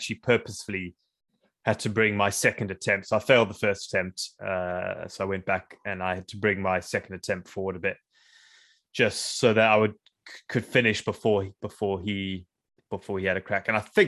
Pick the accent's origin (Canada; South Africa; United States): South Africa; also born or lived in Zimbabwe; I went to school in South Africa, and I grew up in South Africa, so